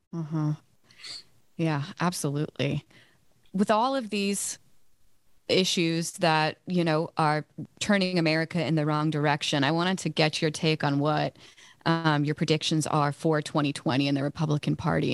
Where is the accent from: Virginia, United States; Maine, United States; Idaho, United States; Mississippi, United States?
Virginia, United States; I live in Virginia, I'm from Virginia